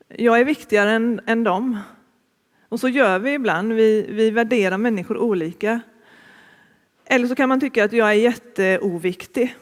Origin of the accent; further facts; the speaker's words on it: Gothenburg, Västra Götaland, Sweden; moved away as an adult; also born or lived in Uppsala / Stockholm / Örebro / Malå; Jag är från början från Västra Frölunda, Fiskebäck utanför Göteborg. Och det är där jag bor nu också